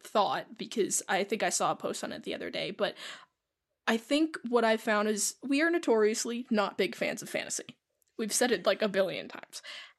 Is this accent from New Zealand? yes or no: no; United States; We are American.